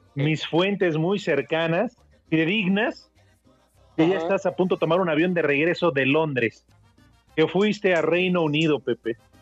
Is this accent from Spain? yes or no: no; Mexico City, Mexico; al menos en la Ciudad de México, acá por mi, por mi pueblo, por Azcapo